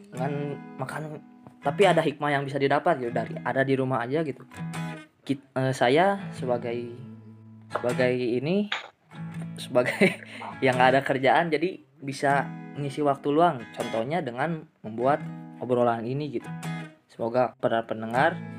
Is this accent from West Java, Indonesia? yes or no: yes; West Java, Indonesia; accent: Sundanese; kami orang Sunda ini lo-, logatnya